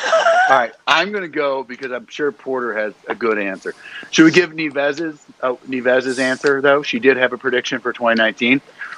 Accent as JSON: {"language": "English", "country": "Ireland", "said": "I'm Irish."}